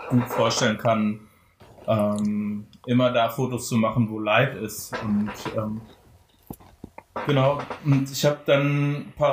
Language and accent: German; Frankfurt am Main, Hesse, Germany; also born or lived in Dortmund / Bochum; und dann sind wir nach Frankfurt am Main gezogen. Oh. Und dort bin ich tatsächlich aufgewachsen.